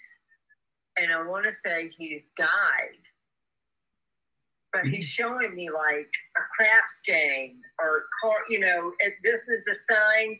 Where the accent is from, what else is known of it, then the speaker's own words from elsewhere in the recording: the South, United States; I grew up, I'm from the South